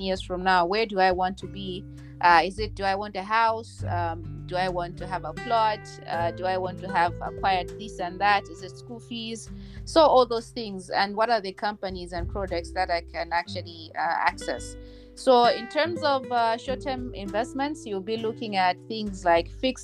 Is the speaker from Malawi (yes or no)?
yes; Mzuzu, Northern Region, Malawi; also born or lived in Lilongwe; now in Blantyre, Malawi; I was born and raised in Malawi. I actually grew up in Zuzu. And then after that, we moved to Lilongwe.